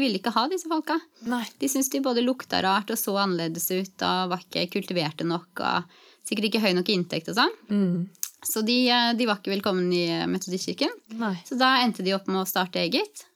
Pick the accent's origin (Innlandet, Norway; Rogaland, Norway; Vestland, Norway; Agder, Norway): Innlandet, Norway; Gjøvik / Hadeland; moved away as an adult; also born or lived in Gran, Hadeland / Lillehammer; now in Trondheim, Norway; jeg er egentlig fra Gjøvik på Hadeland. Vokste opp eh, ti år begge steder